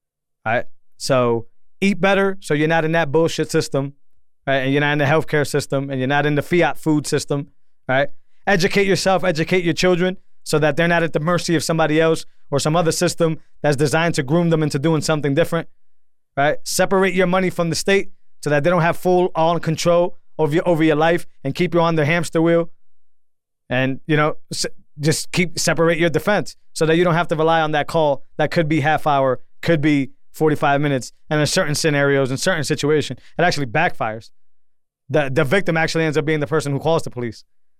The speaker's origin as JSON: {"language": "English", "region": "Massachusetts", "country": "United States", "tie": "born or raised there", "said": "I grew up in Massachusetts. I've always never even thought about owning a gun. Why? And I grew up in the projects, right?"}